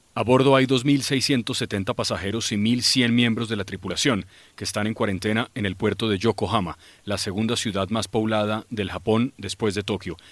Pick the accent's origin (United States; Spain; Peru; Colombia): Colombia; todos los que somos colombianos